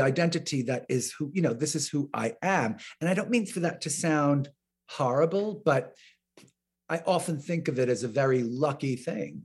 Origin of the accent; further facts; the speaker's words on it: New York, United States; I'm from New York, because my relatives all live in New York